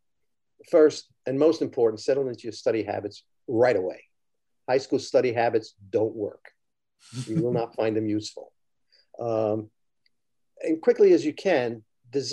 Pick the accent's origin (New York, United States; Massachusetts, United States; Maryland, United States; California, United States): New York, United States; Mount Vernon; also born or lived in Texas; I was born in Texas. We moved back when I was about 2 years old, and my family was in Mount Vernon, New York.